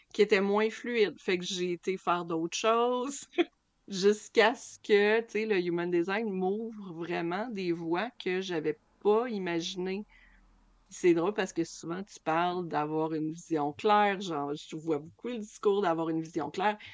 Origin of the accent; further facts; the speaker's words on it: Lac Saint-Jean, Quebec, Canada; moved away; also born or lived in Toronto; j'ai quitté le Lac Saint-Jean pour m'en aller à Toronto